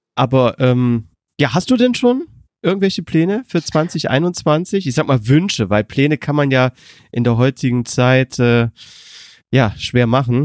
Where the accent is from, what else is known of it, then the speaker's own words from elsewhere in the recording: Germany; als Deutscher